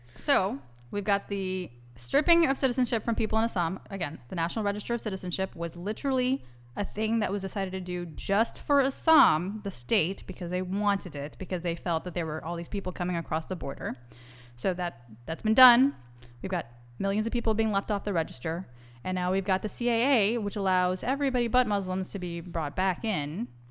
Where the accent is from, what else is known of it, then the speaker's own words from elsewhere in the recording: Texas, United States; also born or lived in New York; I'm an American and a Texan